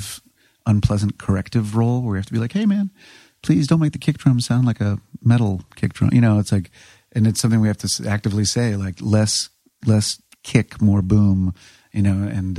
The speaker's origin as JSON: {"language": "English", "town": "Washington", "region": "District of Columbia", "country": "United States", "said": "I'm from D.C. proper."}